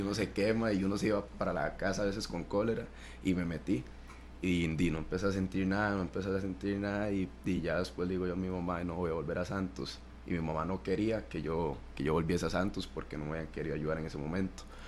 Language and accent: Spanish; Siquirres, Limón, Costa Rica; moved away; yo soy de la Francia, Siquirres. Ahí es un, es un pueblo muy futbolero